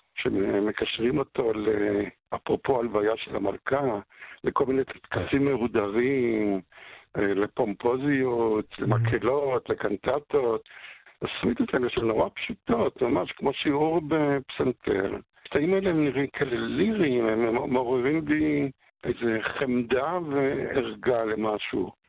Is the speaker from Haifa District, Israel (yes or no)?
yes; Haifa, Haifa District, Israel; אני גדלתי בחיפה, הסוציאליסטית, ואנחנו היינו הפולנים היחידים כמעט בשכונה של יקים, בהדר הכרמל